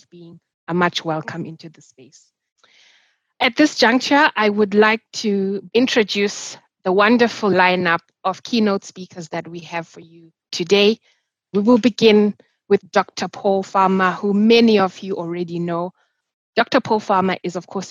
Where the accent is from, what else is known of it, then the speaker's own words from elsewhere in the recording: Zimbabwe; I'm from Zimbabwe, so I'm representing Africa